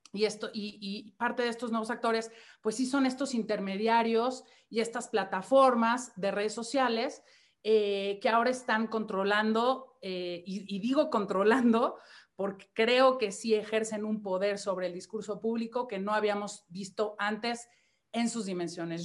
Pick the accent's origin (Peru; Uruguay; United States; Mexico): Mexico; siendo mexicana